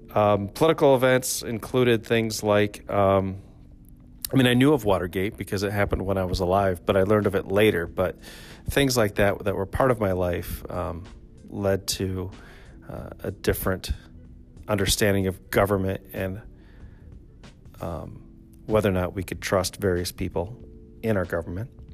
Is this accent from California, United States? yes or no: no; Traverse City, Michigan, United States; also born or lived in Grand Rapids, Michigan; I was born in Grand Rapids but raised in Traverse City